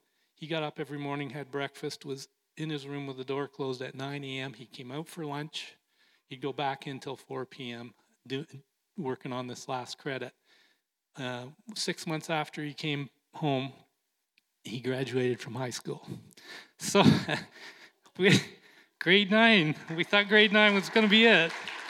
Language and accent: English; Canada; he was a little disappointed and a little upset with me for being Canadian.